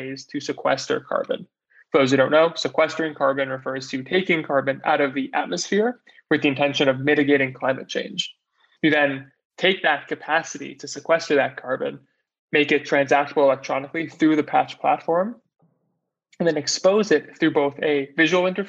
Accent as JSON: {"language": "English", "region": "New York", "country": "United States", "tie": "born or raised there", "also_born_or_lived": "Montreal, Canada", "said": "grew up in New York"}